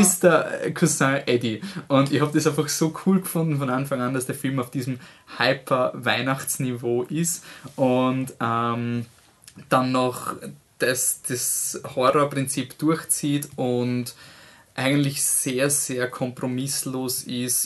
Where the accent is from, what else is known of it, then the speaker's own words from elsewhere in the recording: Austria; wir als Österreicher